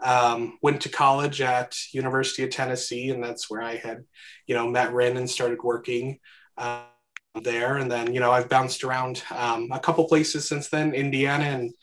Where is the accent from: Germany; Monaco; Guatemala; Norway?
Guatemala; born there; Yeah, kind of my background, I guess I was born in Guatemala in the mid 90s.